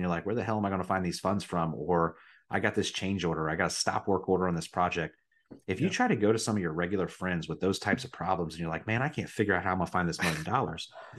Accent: Riverside, Ohio, United States; also born or lived in Dayton, Ohio; I was born in Dayton, but I grew up in Riverside, Ohio, which is a little, I wouldn't call it a suburb because then people think it's something nice, but a little town that borders Dayton called Riverside. And I grew up in the trailer parks.

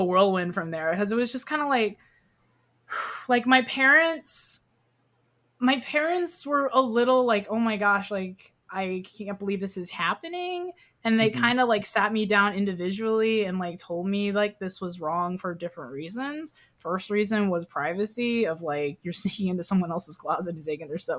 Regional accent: Kansas, United States; I grew up in Kansas, by the way, so Bible Belt

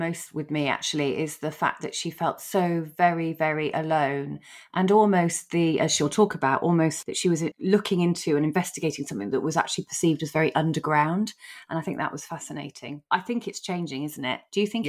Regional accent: United Kingdom; We're so British.

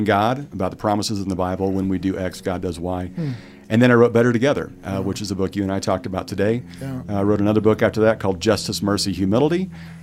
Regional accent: Wichita, Kansas, United States; now in Valencia, California, United States; I grew up in Wichita, Kansas

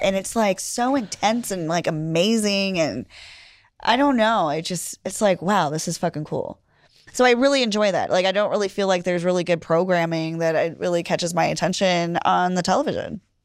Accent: Pennsylvania, United States; I grew up in Pennsylvania

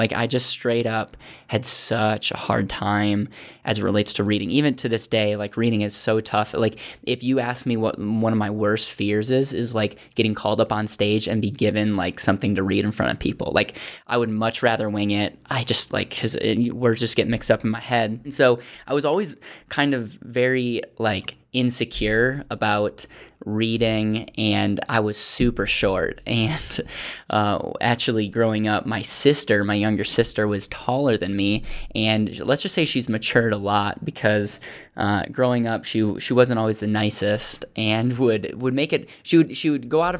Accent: Bancroft, Wisconsin, United States; also born or lived in Racine; I was born in Racine, Wisconsin.

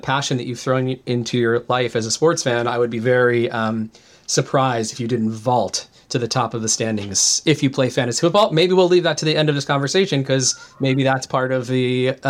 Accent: Midwest, United States; I grew up in the Midwest

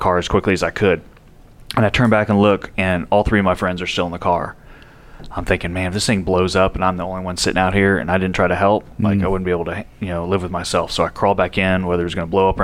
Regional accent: San Antonio, Texas, United States; moved away as an adult; also born or lived in California; now in Nashville, United States; it starts off born and raised Texan. So San Antonio, Texas is my hometown

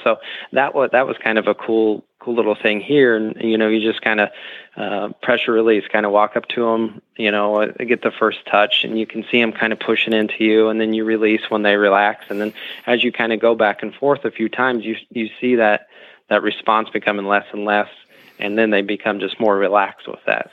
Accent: Dresden, Ohio, United States; I grew up in Ohio, born and raised. Um, uh, a couple hours um, east of Columbus, mm-hmm. um, small town Dresden

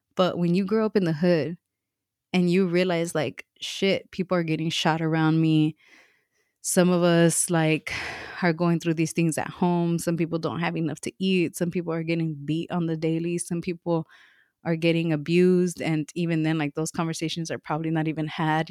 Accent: Los Angeles, California, United States; moved away; I grew up in Watts, um, and m, so did my m, my mom

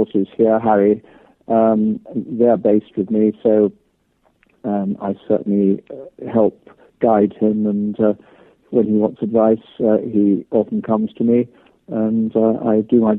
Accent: Chepstow, Wales, United Kingdom; I was born there, born in Chepstow, which is just over the Welsh border.

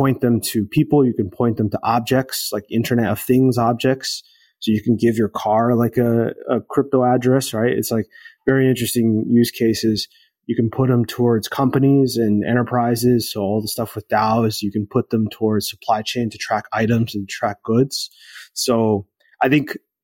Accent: United States; I'm Latin American and I grew up in the US

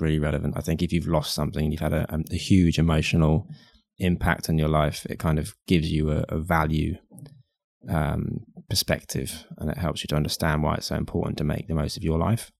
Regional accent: United Kingdom; I'm white and I'm British and I'm a guy

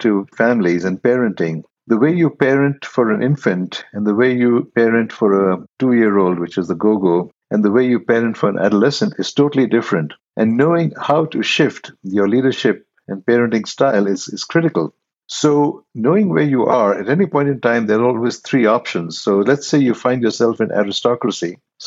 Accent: India; moved away; originally I'm from India.

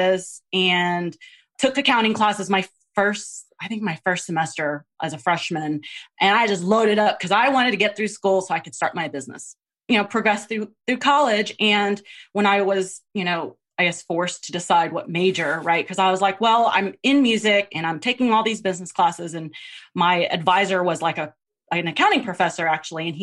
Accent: Texas, United States; also born or lived in Philippines; I grew up in Texas, well, born in the Philippines.

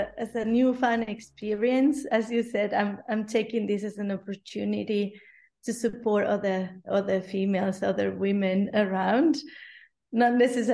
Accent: Spain; English is a second language; now in Berlin, Germany; I'm from Spain originally

